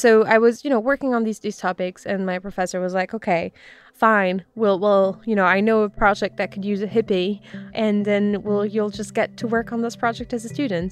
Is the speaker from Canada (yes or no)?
no; France; moved away as an adult; now in United States; I grew up in France